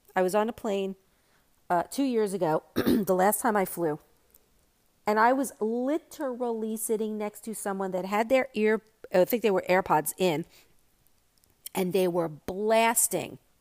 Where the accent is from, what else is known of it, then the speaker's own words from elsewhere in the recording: New York, United States; now in Florida, United States; I am a New Yorker and I'm a New York driver